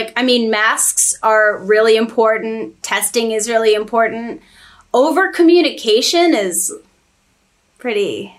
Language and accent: English; Staunton, Virginia, United States; now in Boston, United States; I moved from Stanton, Virginia. I grew up with in a musical household.